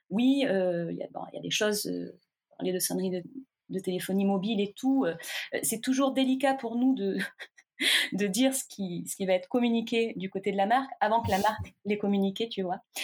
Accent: south of France, France; je viens du sud de la France, je suis née vraiment dans les champs de vigne.

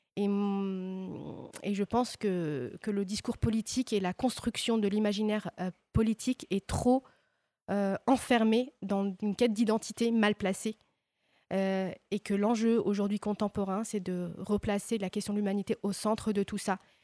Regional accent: Oran, Oran Province, Algeria; moved away as an adult; also born or lived in Dijon, France; dans ma région, à Oran, puisque j'ai grandi à Oran

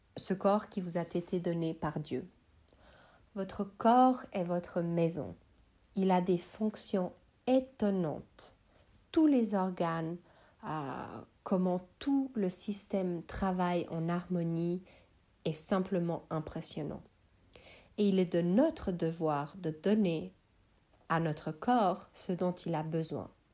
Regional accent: Switzerland; je suis suisse, originaire de Bosnie-Herzégovine

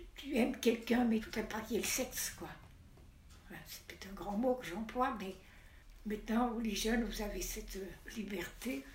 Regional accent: Aix-les-Bains, Auvergne-Rhône-Alpes, France; Je suis née à Aix-les-Bains, le 5 janvier 1927

